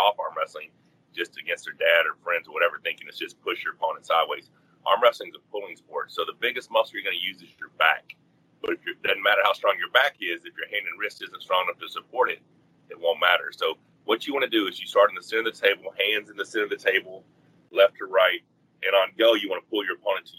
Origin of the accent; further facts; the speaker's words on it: Arkansas, United States; I grew up in Arkansas.